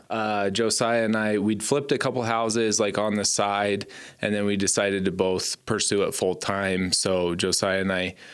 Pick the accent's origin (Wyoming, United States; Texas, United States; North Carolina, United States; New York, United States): Wyoming, United States; Gillette; I was born and raised in Gillette. Um, my parents, Bart and Kathy, ranch here.